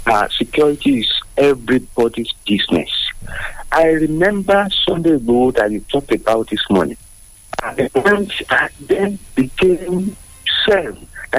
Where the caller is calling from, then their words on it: Abeokuta, Ogun State, Nigeria; from Abeokuta.